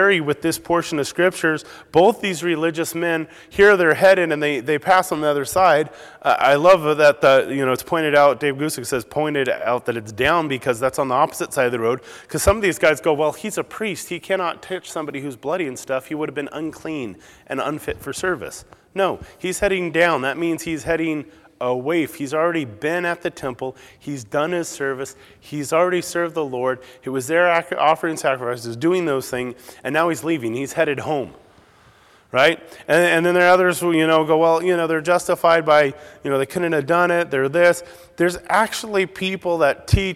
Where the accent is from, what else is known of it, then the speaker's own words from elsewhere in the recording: Southern California, United States; moved away; I'm more from Southern California originally